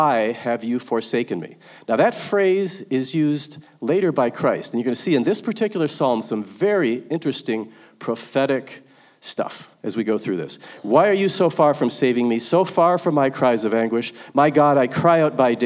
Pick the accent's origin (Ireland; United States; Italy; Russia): United States; Virginia; We're from Virginia.